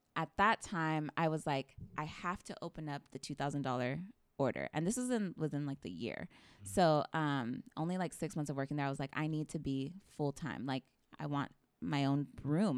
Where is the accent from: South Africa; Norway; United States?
United States; Parlier, California; grew up in Parlier my entire life